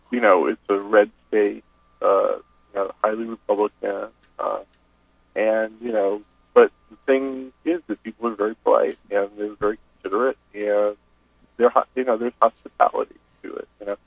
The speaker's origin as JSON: {"language": "English", "town": "New York City", "region": "New York", "country": "United States", "tie": "born or raised there", "also_born_or_lived": "California / Boston", "moved": "yes", "lives_now": "Nashville, United States", "said": "I was born and raised in New York City, lived in California. You know, last place I lived before this was in Boston"}